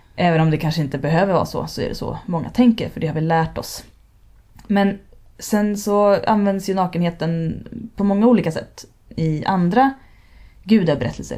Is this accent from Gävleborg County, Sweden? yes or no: no; Stockholm archipelago, Stockholm County, Sweden; Jag växte upp i Stockholms skärgård